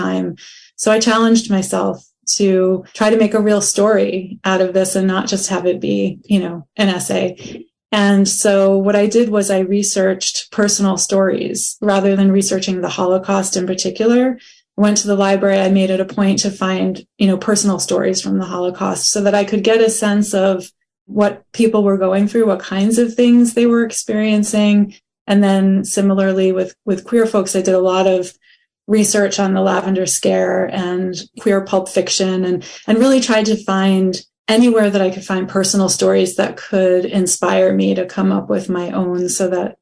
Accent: United States; as a Jewish person growing up in the United States

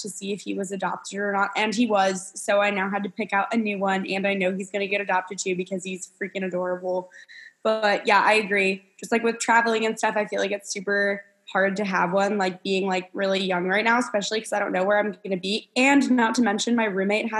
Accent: New Jersey, United States; moved away as an adult; now in Kentucky, United States; I'm originally from New Jersey and I ended up going to school at the University of Kentucky

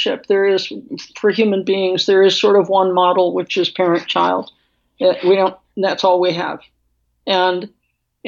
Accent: Midwest, United States; being from the Midwest, where I was born

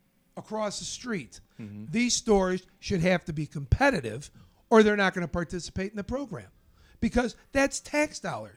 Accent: East Coast, United States; I'm from the East Coast.

